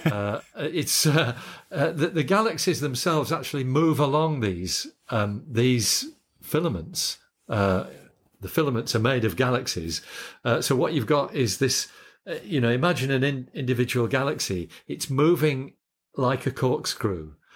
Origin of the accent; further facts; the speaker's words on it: Yorkshire and the Humber, United Kingdom; moved away as an adult; also born or lived in Scotland; now in Australia; I grew up in Yorkshire